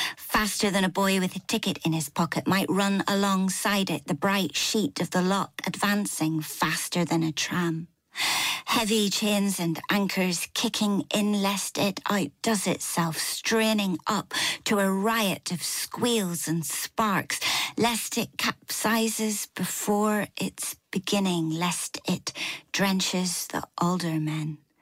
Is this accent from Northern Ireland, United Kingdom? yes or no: yes; Northern Ireland, United Kingdom; moved away as an adult; now in Newcastle upon Tyne, United Kingdom; I had my whole kind of Irish grandparents on the Falls Road in Belfast